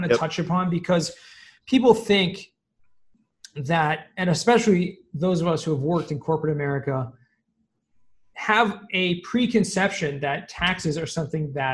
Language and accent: English; Los Angeles, California, United States; moved away; I actually grew up in Southern California